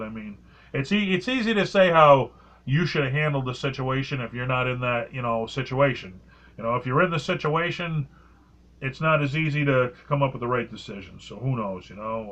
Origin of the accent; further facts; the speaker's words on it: New England, United States; I'm I'm I'm from New England